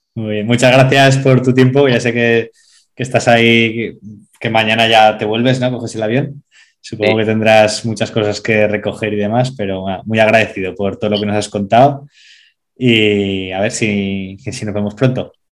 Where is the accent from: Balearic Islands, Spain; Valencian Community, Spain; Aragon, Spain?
Aragon, Spain; Zaragoza; yo soy de Zaragoza